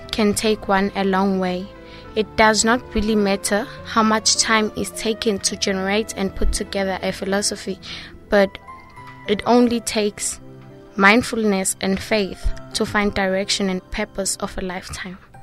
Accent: Taipei, Taiwan; I'm from Taiwan, Taipei.

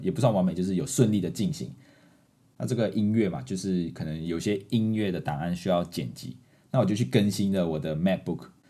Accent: Malaysia; accent: Malaysian Mandarin; moved away as an adult; now in Taiwan; 这个是马氏华语，马来西亚式华语。 不是我华语不好，是我们特有的华语

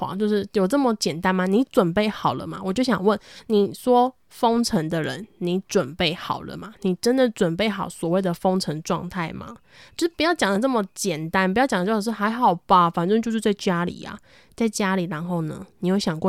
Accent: Taoyuan, Taiwan; 因为我自己是在桃园嘛，就是大家一开始最畏惧的桃园，嗯，其实很多人都不愿意。接近桃园，甚至我们桃园人跟桃园之间也是有一种

